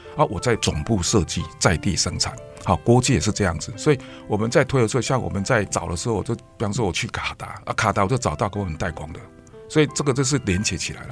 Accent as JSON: {"language": "Chinese", "country": "Taiwan", "said": "因为这是我们台湾人的花名"}